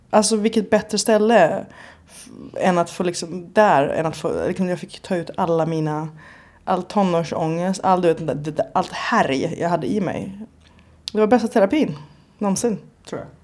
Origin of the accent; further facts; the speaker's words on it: Stockholm, Stockholm County, Sweden; moved away as an adult; now in Berlin, Germany; hemma i Stockholm